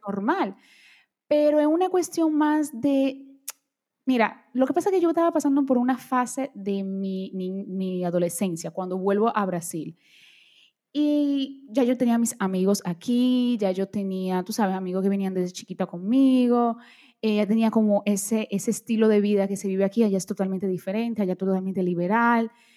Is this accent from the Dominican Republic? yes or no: yes; Dominican Republic; born or raised there; first language Portuguese; Spanish is a second language; also born or lived in Brazil